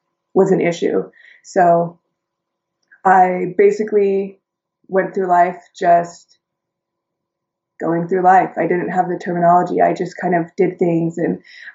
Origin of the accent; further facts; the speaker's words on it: Utah, United States; I was born and raised in Utah